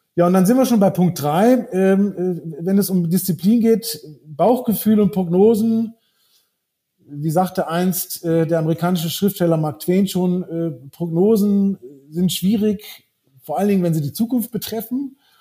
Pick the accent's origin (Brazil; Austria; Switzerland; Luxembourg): Brazil; also born or lived in Northern Germany / Frankfurt; now in Munich, Germany; ich bin in Brasilien aufgewachsen